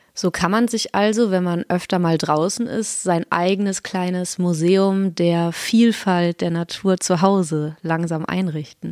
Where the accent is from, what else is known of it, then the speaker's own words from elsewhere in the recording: North Rhine-Westphalia, Germany; moved away; ich komme vom anderen Ende aus Deutschland, nämlich aus Nordrhein-Westfalen